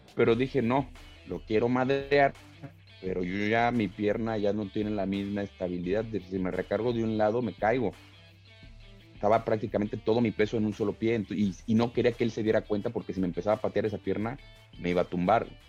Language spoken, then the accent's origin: Spanish; Tlalnepantla, State of Mexico, Mexico; accent: chilango; yo vengo de barrio, güey. yo, crecí en Tlalnepantla